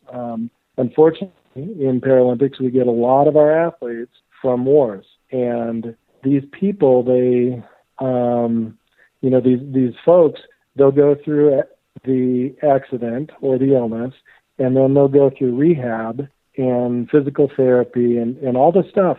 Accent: Steamboat Springs, Colorado, United States; also born or lived in Durango, Colorado / Bellingham, Washington / Bozeman, Montana; growing up in Steamboat Springs, uh, it's called Ski Town USA

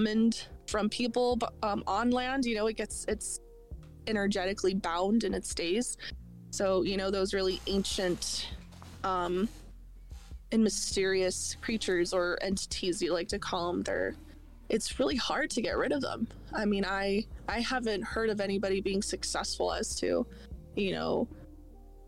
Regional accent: Southwest, United States; growing up in the Southwest

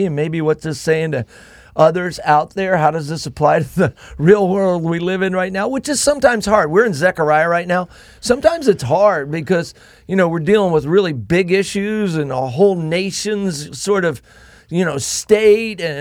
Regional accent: Miami, Florida, United States; also born or lived in Merritt Island, Florida; I grew up in Florida. I grew up in Miami.

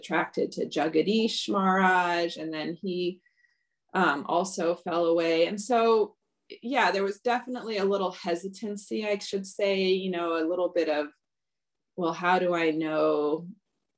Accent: Michigan, United States; also born or lived in Los Angeles, California / Ann Arbor, Michigan / Lansing, Michigan; I grew up mostly in Michigan as a child.

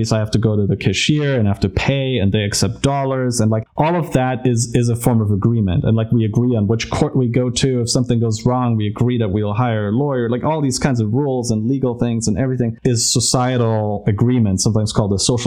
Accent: Germany; moved away; I'm from Germany originally, and so my grandmother still told me about like hyperinflation

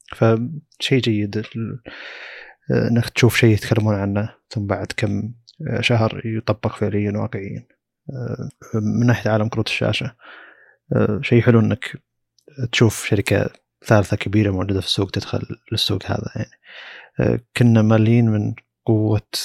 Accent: Saudi Arabia; عندنا في السعوديه

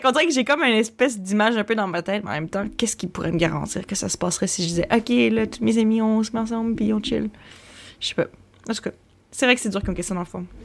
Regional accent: Quebec City, Quebec, Canada; now in Montreal, Canada; Moi, je viens de Québec. Puis à un moment donné, moi, j'ai déménagé à Montréal.

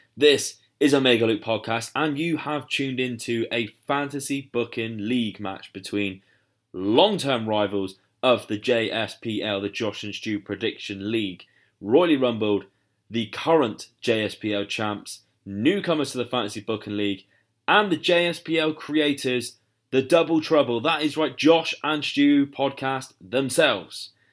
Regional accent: United Kingdom; I am obviously from the U K, As you can tell by my accent

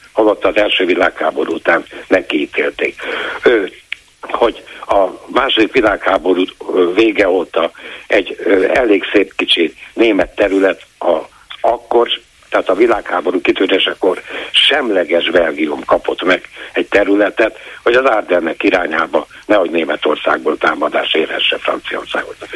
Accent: Transylvania, Romania; now in Hungary; Én erdélyi vagyok hazajárok rendszeresen

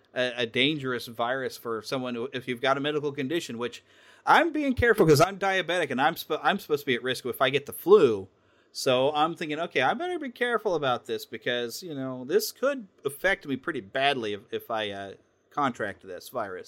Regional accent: United States; as an American

